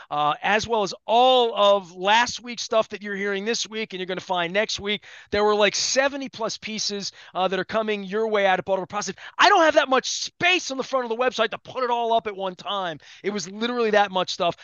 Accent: Dundalk, Maryland, United States; I'm from Don Doc

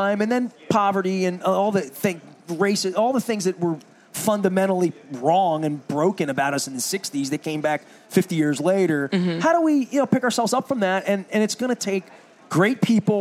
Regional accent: Dundalk, Maryland, United States; I'm from Dundalk

